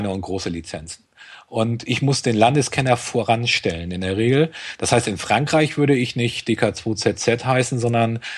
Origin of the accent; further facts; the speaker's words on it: Schleswig-Holstein, Germany; als Schleswig-Holsteiner muss man nach Bremen eine ganze Zeit lang.